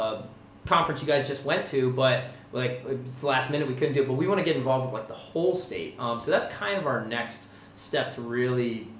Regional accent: Sussex County, Delaware, United States; we are from Sussex County. We're based out of Sussex County, and, like, that's the kind of way of life that we're used to.

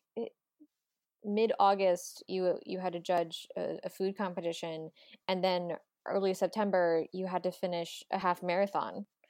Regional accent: Delaware, United States; We're both from Delaware

